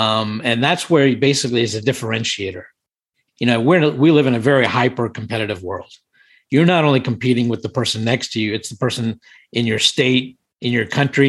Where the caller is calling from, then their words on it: Washington, District of Columbia, United States; I'm in Washington, D.C. currently.